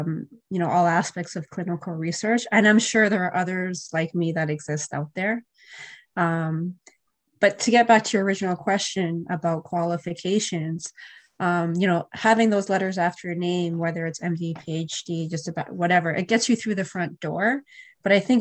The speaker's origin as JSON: {"language": "English", "country": "Canada", "also_born_or_lived": "Europe", "said": "I came back to Canada"}